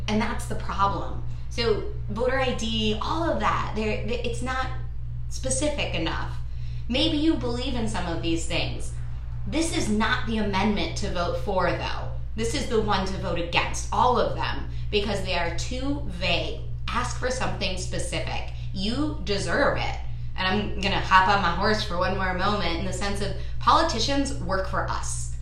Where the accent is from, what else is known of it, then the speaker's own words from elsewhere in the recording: New York City, New York, United States; moved away; I'm a girl from Brooklyn